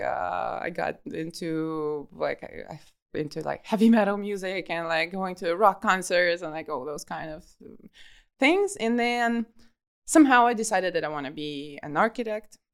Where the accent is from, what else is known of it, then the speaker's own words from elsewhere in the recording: Kharkiv, Kharkiv Oblast, Ukraine; moved away as an adult; also born or lived in Dahab, Egypt; I'm from Kharkiv, from the city which is eight hundred kilometers away from the sea